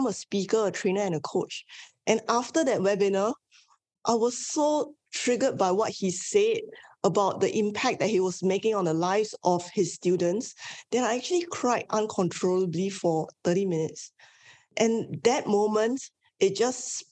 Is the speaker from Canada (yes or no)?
no; Singapore; I am born and bred in Singapore. I'm Asian Chinese